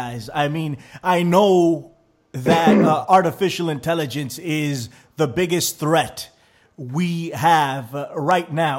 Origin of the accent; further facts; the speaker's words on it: New York City, New York, United States; I am from New York City